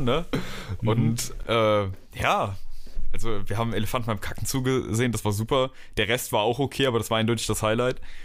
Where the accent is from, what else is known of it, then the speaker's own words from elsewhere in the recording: Germany; moved away as an adult; now in Dresden, Germany; Bei uns in Deutschland